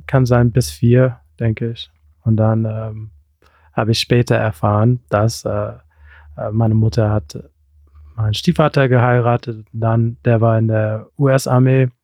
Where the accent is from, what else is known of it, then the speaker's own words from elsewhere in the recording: Rüsselsheim, Hesse, Germany; ich bin in Deutschland geboren, in Hessen, Rüsselsheim